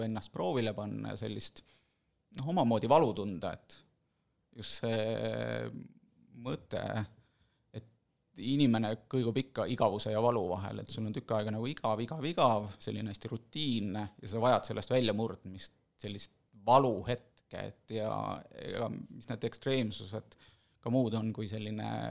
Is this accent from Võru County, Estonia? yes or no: yes; Võru, Võru County, Estonia; moved away as an adult; also born or lived in Tallinn; now in Viimsi, Estonia; ma kolisin mingi hetk Võrust, kus ma olen sündinud, kasvanud, esimesed kakskümmend kuus või kakskümmend seitse aastat elasingi Võrus